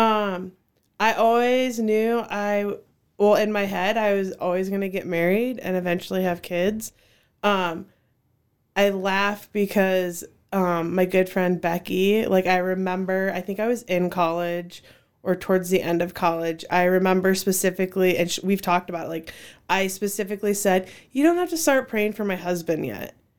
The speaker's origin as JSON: {"language": "English", "town": "Cedar Falls", "region": "Iowa", "country": "United States", "tie": "born or raised there", "said": "I grew up in Cedar Falls since fourth grade"}